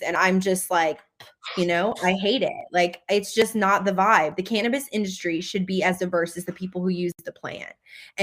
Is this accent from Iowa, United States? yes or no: no; Louisiana, United States; moved away; growing up in Louisiana in a small town that was predominantly Black, being one of the only people that ever got out of the state in my entire family